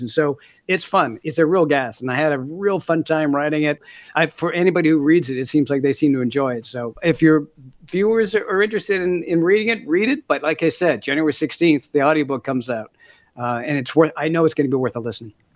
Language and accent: English; Minneapolis, Minnesota, United States; also born or lived in Canada; now in New Zealand; I grew up in Minneapolis for the most part